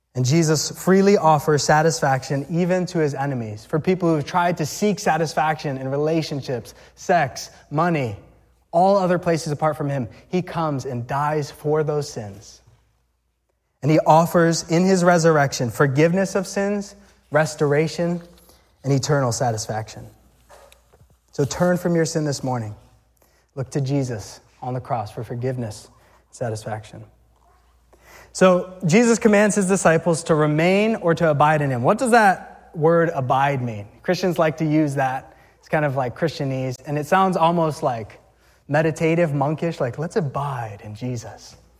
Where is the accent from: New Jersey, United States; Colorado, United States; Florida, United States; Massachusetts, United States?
Massachusetts, United States; also born or lived in Natick, Massachusetts / Weymouth, Massachusetts; we grew up in Mass